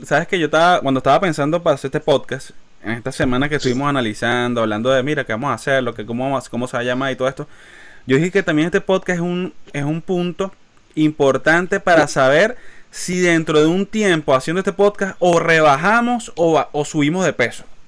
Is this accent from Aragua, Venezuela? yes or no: yes; Maracay, Aragua, Venezuela; now in United States; somos de Maracay, somos de Maracay, Venezuela